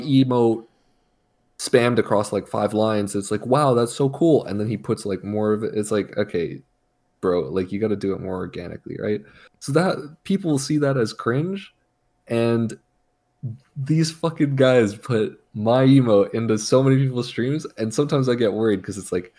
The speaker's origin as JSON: {"language": "English", "country": "Canada", "said": "I'm Canadian"}